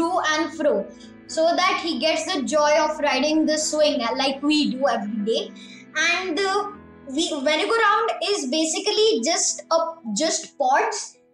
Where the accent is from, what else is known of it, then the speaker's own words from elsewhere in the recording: Pune, Maharashtra, India; I'm from Pune. I'm in grade